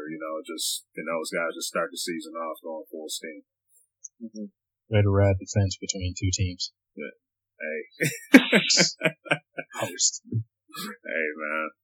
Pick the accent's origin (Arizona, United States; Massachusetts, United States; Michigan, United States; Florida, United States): Michigan, United States; we're from Michigan, man.